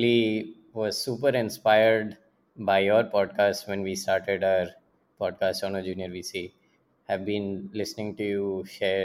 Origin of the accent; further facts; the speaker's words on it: Pune, Maharashtra, India; also born or lived in Kanpur, India / Jamshedpur, India; my dad and mom and I, like when I was two, we moved to Pune. And that was the first time we lived in the city